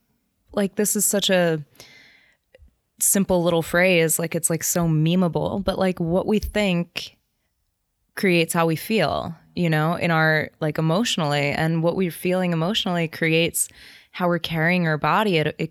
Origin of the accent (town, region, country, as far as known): New Jersey, United States